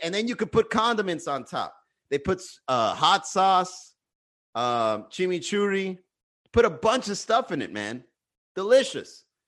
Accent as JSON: {"language": "English", "country": "United States", "said": "I'm American"}